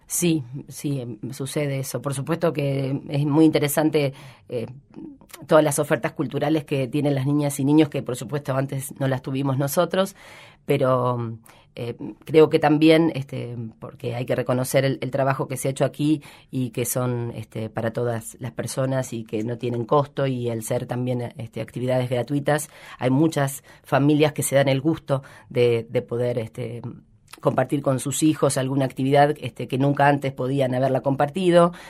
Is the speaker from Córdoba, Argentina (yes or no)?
no; Rojas, Buenos Aires Province, Argentina; now in Rosario, Argentina; hace muchísimos años que vivo acá, pero yo soy de Rojas, que es una ciudad pequeña de la provincia de Buenos Aires